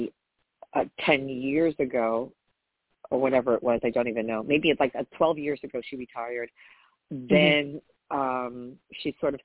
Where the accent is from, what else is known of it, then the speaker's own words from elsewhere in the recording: New York, United States; I had an enriched childhood because I grew up in New York